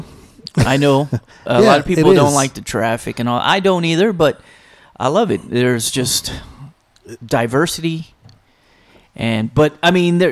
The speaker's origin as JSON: {"language": "English", "region": "California", "country": "United States", "moved": "yes", "said": "I'm from California"}